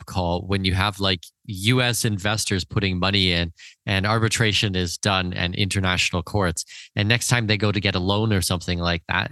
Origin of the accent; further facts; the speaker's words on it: Canada; I'm Canadian. Second of all, like, okay, my family's from Denmark, but I'm Canadian